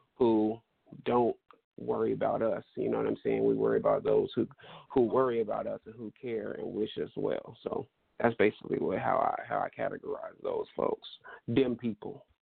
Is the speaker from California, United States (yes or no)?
yes; Stockton, California, United States; moved away as an adult; now in Sacramento, United States; I'm originally from Stockton, California